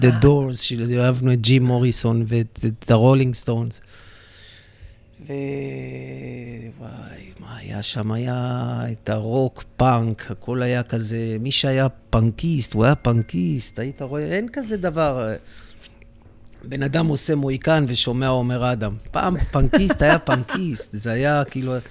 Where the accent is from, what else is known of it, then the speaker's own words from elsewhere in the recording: Netanya, Central District, Israel; אני נולדתי בדרום נתניה, זה שכונת קריית נורדו